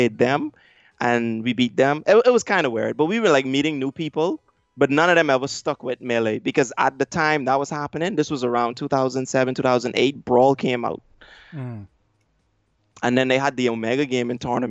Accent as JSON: {"language": "English", "country": "Bahamas", "said": "I'm from the Bahamas"}